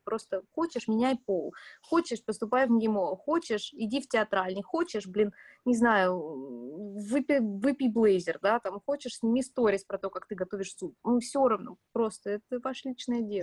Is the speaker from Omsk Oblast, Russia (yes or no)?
yes; Omsk, Omsk Oblast, Russia; moved away; я из Омска